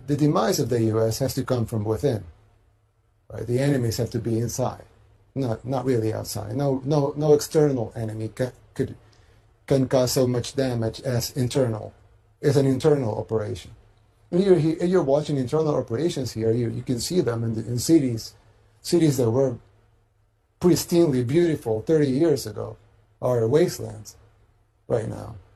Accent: El Salvador

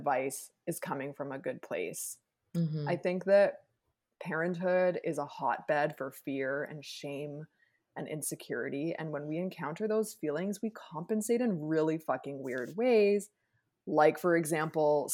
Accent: Jamaica; As a Jamaican person

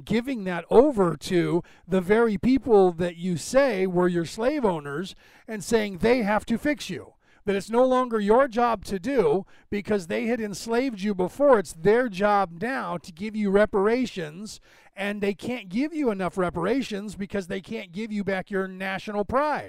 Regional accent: United States; I'm American. I was born in the United States

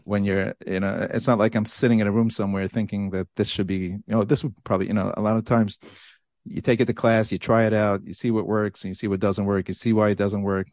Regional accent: New York City, New York, United States; moved away as an adult; now in Passaic, United States; Born and raised in a place called Borough Park, New York

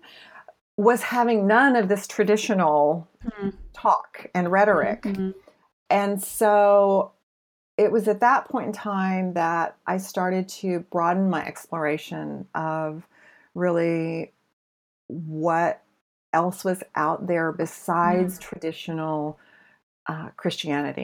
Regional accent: Oklahoma, United States; moved away as an adult; also born or lived in Seattle; was born and raised on the Bible Belt. Like literally, I lived in Oklahoma, a mile from Route 66

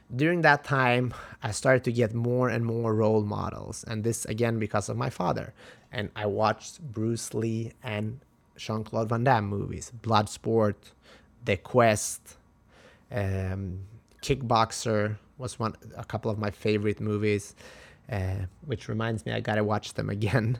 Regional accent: Halmstad, Halland County, Sweden; moved away; my hometown, in Sweden, Halmstad.

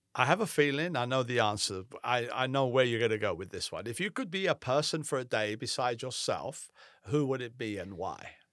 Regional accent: England, United Kingdom; now in United States; I grew up in England

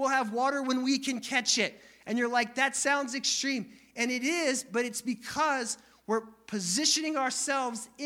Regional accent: Northeast, United States; moved away as an adult; also born or lived in Missouri; I'm from the Northeast. We don't smile at each other. When I left the Northeast

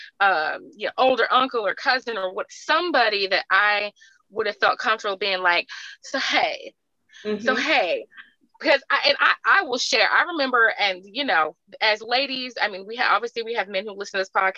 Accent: California, United States; moved away as an adult; also born or lived in Alabama; I grew up in California. I went to school in Alabama

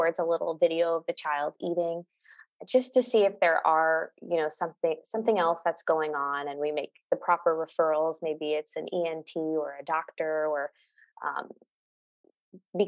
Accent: New York, United States; moved away as an adult; now in Los Angeles, United States; I am physically in Los Angeles, California, but I am from New York. I moved here during COVID

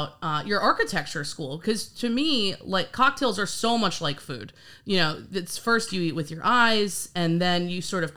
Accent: New York, United States; I'm actually from New York as well.

